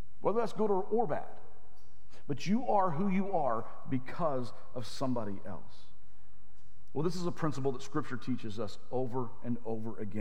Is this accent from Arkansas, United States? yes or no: yes; Arkansas, United States; I grew up in Arkansas.